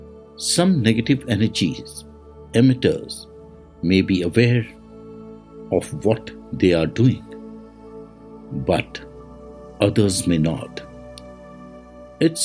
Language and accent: English; India; I am the Indian monk